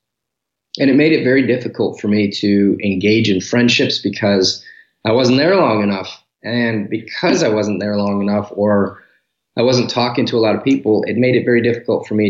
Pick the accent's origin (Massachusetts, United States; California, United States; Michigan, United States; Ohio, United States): Michigan, United States; Detroit; moved away as an adult; now in Dallas, United States; I was born and raised in Detroit until we moved to the suburbs, which most people do. So I spent my entire youth life up to 18, 19 years old in Michigan